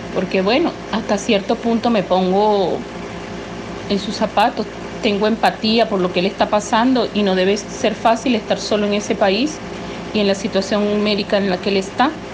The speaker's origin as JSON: {"language": "Spanish", "country": "Venezuela", "said": "yo soy venezolana, tengo 61 años y estoy residenciada en Venezuela"}